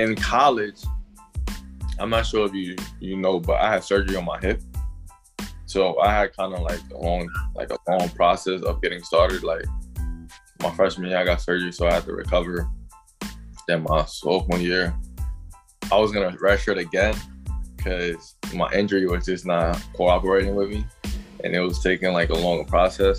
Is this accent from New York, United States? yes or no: yes; New York City, New York, United States; I was born and raised in Brooklyn, New York.